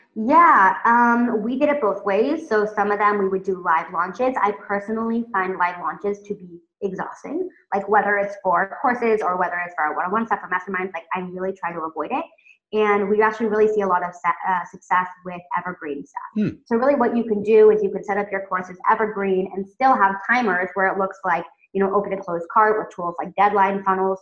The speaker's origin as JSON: {"language": "English", "region": "California", "country": "United States", "also_born_or_lived": "Oregon", "moved": "as an adult", "lives_now": "Tel Aviv, Israel", "said": "I'm originally from California"}